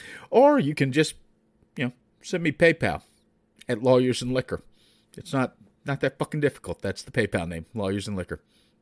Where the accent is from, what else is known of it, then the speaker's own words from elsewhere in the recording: the South, United States; I am from the South.